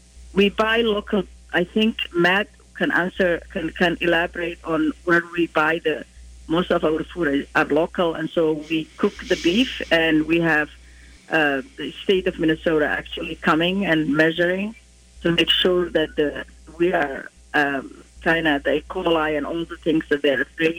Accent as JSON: {"language": "English", "country": "Somalia", "tie": "born or raised there", "moved": "yes", "said": "growing up in Somalia, sambusas are, as you described, savory in our culture"}